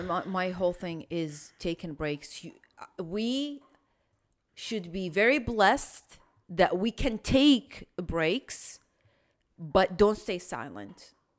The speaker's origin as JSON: {"language": "English", "country": "Iraq", "moved": "yes", "said": "I'm from Iraq"}